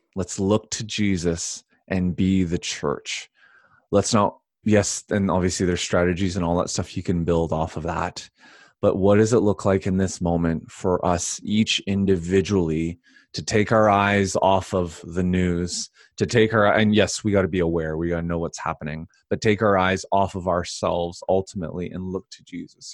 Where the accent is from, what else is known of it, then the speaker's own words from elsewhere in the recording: Canada; I'm Canadian